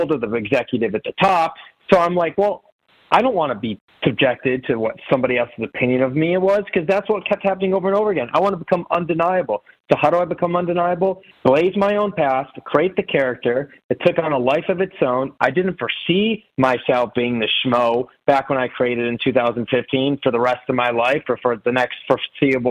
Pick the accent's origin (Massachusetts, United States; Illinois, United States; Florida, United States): Illinois, United States; Chicago; I'm from Chicago